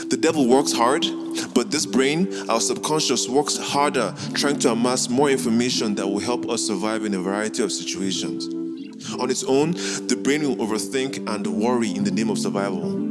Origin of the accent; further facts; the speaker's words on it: Nigeria; also born or lived in South Korea; I am a Nigerian Igbo man born in South Korea, named …, named after a symbol of American police brutality.